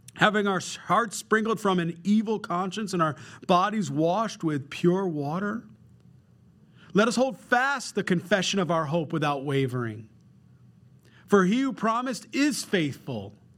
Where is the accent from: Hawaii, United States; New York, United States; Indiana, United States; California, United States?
New York, United States; Rochester; I grew up very simple in Rochester, New York